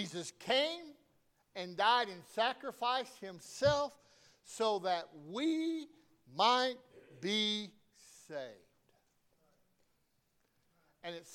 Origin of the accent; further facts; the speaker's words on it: the South, United States; I'm from the South